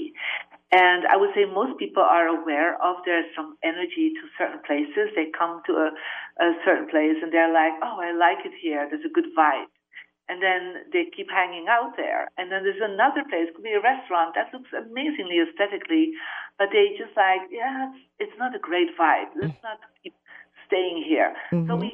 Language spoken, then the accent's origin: English; Belgium; moved away; I'm originally from Belgium